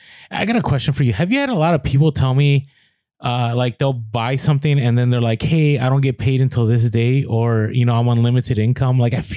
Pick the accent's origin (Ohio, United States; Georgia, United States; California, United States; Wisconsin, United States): California, United States; San Diego; We're here from San Diego.